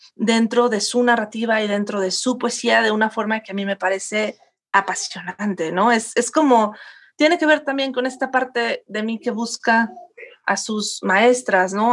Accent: León, Guanajuato, Mexico; also born or lived in Spain / Mexico City; now in Cuernavaca, Mexico; yo me, me crié, nací y me crié en León, Guanajuato

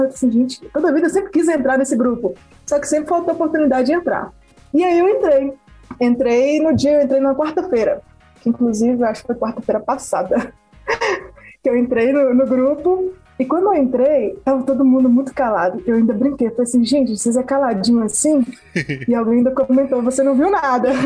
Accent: Turmalina, Minas Gerais, Brazil; Eu sou de Turmalina e daqui de BH são 500 quilômetros, quase 550

